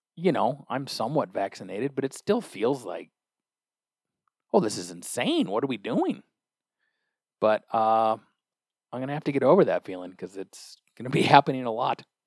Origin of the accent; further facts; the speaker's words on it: Olympia, Washington, United States; I'm from Olympia, Washington.